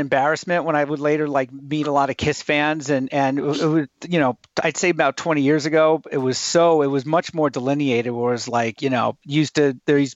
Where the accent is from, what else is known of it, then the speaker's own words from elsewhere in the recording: Riverhead, New York, United States; I was growing up on Long Island, New York